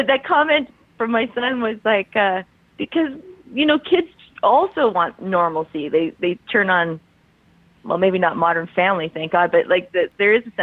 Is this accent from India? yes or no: no; Canada; I'm from Canada